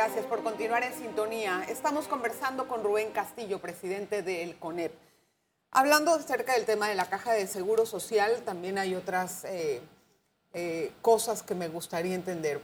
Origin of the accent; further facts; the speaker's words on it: Panama; Ya sabe cómo somos los panameños